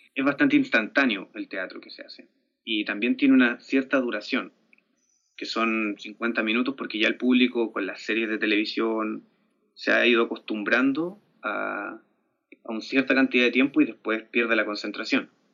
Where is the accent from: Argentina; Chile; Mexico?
Chile; yo me crié con, con MTV ya, con toda la, toda la influencia norteamericana que llegó a Chile